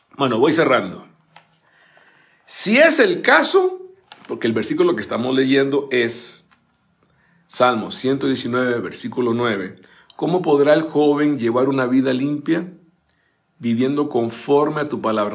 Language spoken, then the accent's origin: Spanish; Zapote, San José, Costa Rica; moved away; allá en mi bella Costa Rica, en mi país natal, llevar la Biblia al colegio, yo estaba con los salesianos, el Don Bosco de Zapote